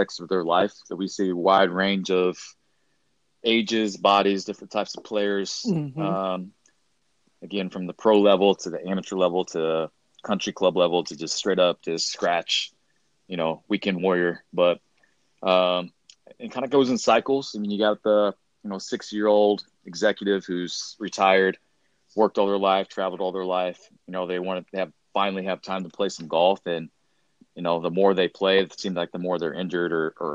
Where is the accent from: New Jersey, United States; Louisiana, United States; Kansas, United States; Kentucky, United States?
Kansas, United States; Baldwin City; I actually went to Baker University, which is in my hometown